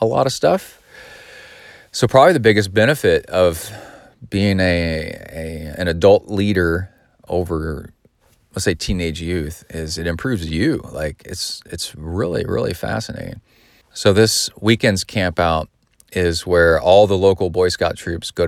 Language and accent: English; Texas, United States; also born or lived in Southern California; I've lived most of my life in Texas, but I also lived in Southern California